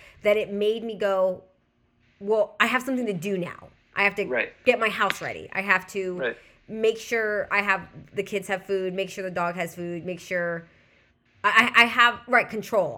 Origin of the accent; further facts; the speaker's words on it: Southern California, United States; I'm also from Southern California